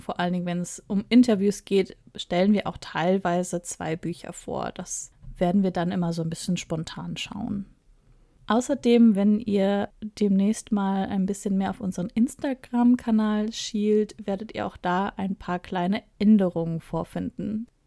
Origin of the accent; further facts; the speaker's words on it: Ruhr area, North Rhine-Westphalia, Germany; moved away; also born or lived in southern Germany; Ich komme ursprünglich aus Nordrhein-Westfalen, aus dem Ruhrgebiet näher gesagt, und wohne jetzt aber im Süden Deutschland